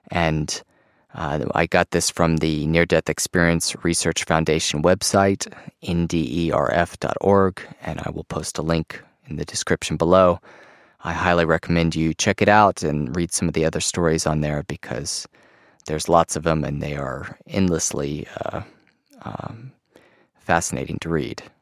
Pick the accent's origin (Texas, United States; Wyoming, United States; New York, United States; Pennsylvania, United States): New York, United States; Queens; Growing up, I was born and raised in Queens, New York the youngest daughter in a family of five children.